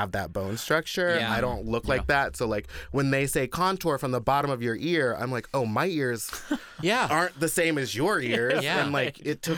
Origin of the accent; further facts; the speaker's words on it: Michigan, United States; Yeah, so I'm from Michigan.